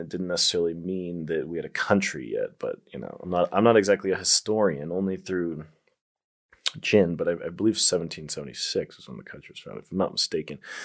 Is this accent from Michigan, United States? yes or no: no; Colorado, United States; I'm from Colorado, the first state to legalize it